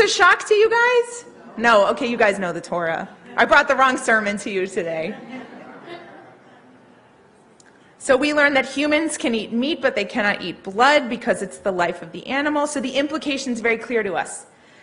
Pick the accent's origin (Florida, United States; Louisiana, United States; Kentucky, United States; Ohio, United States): Louisiana, United States; New Orleans; I grew up in New Orleans.